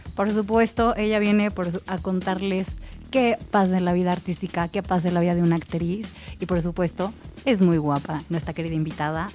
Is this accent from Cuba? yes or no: no; Mexico; nuestro país